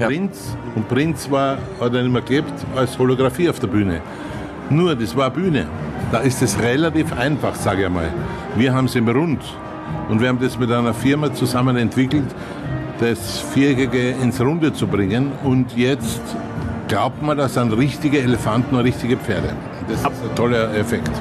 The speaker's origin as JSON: {"language": "German", "country": "Austria", "said": "ich bin ein Österreicher"}